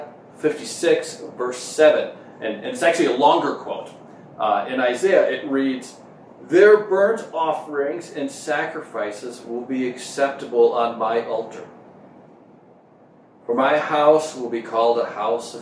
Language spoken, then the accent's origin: English; Minnesota, United States; moved away; growing up in Minnesota, which is where I grew up in the Midwest